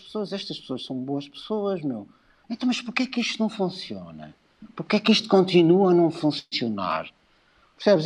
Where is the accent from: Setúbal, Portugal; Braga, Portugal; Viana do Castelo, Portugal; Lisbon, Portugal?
Lisbon, Portugal; moved away; eu adoro Lisboa, sou de Lisboa